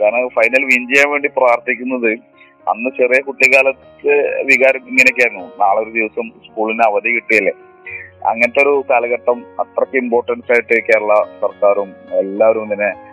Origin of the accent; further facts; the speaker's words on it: Mampad, Kerala, India; ഞാൻ മലപ്പുറം ഡിസ്ട്രിക്റ്റിൽ മമ്പാട് എന്നൊരു കൊച്ചു ഗ്രാമത്തിലാണ്